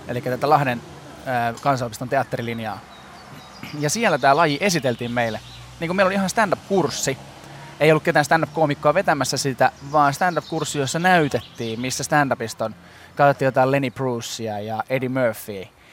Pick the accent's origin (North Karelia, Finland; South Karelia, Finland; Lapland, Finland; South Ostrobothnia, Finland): South Ostrobothnia, Finland; mä oon Etelä-Pohjanmaalta